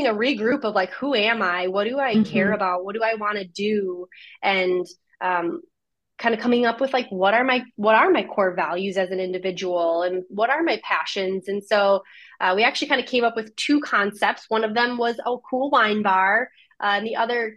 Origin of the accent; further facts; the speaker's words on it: Minnesota, United States; also born or lived in Eau Claire, Wisconsin / California; I grew up in Minnesota